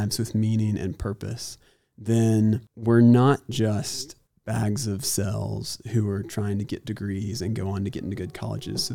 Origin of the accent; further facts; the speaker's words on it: Auburn, Alabama, United States; now in Chattanooga, United States; I grew up in Auburn, Alabama.